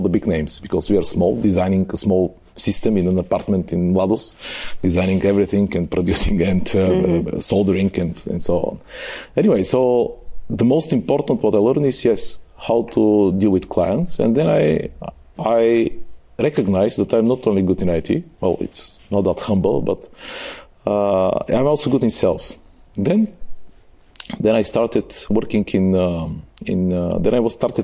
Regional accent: Bulgaria; also born or lived in Germany; I was the guy from Bulgaria, from the from, let's say, the ex-Soviet world.

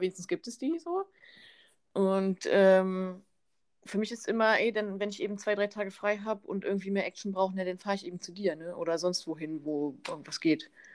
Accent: Cloppenburg, Lower Saxony, Germany; bei mir in Kloppenburg, ich kann da so gut leben

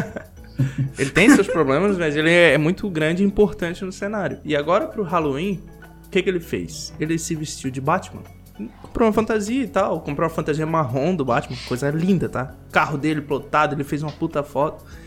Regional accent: Santa Catarina, Brazil; moved away; eu sou de Santa Catarina. Pra quem não conhece sotaque, quem conhece já sabe onde eu sou.

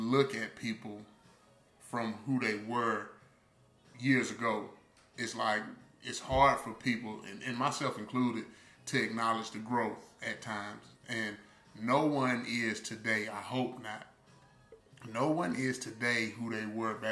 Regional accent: Uniontown, Alabama, United States; you went to RC Hatch, and I'm like, yeah, you know, from Union Town

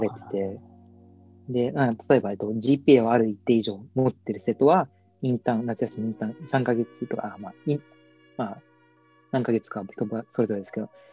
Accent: Yokohama, Kanagawa, Japan; 僕は、えっと、横浜生まれ横浜育ちなんですけど

